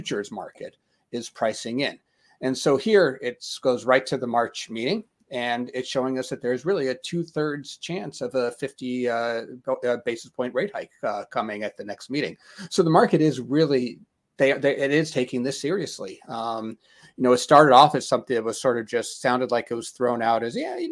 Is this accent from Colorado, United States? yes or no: yes; Denver, Colorado, United States; I'm from Denver